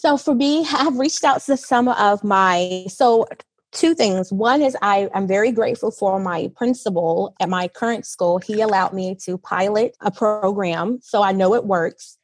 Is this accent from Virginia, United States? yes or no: yes; Virginia, United States; moved away as an adult; now in United Arab Emirates; I am a teacher from the US, I am from Virginia and I have been living in the UAE for three years.